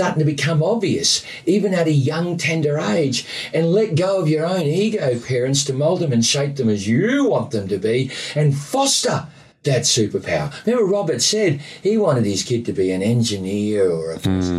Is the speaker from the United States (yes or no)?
no; Australia; I'm just Australian